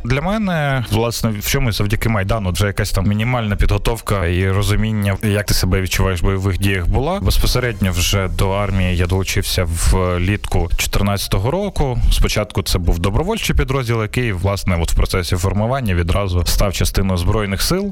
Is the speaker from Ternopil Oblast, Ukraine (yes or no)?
no; Kyiv, Ukraine; я киянин